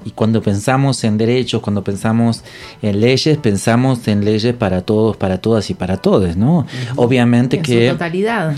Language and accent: Spanish; Entre Ríos, Argentina; now in Buenos Aires, Argentina; yo soy de Entre Ríos